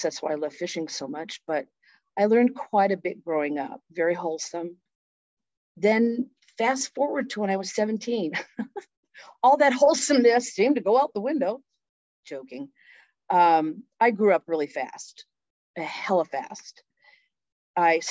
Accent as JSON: {"language": "English", "town": "Phoenix", "region": "Arizona", "country": "United States", "tie": "born or raised there", "also_born_or_lived": "California", "said": "I was born and raised in Phoenix and then moved to California and back and forth."}